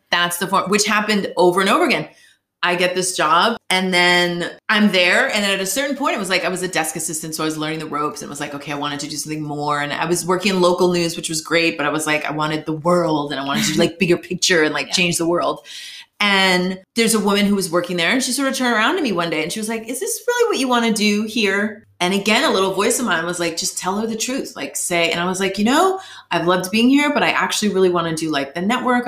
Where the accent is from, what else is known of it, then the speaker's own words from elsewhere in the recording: Boston, Massachusetts, United States; moved away as an adult; also born or lived in New York / Los Angeles; I'm from Boston, Massachusetts originally, lived in New York, worked at NBC News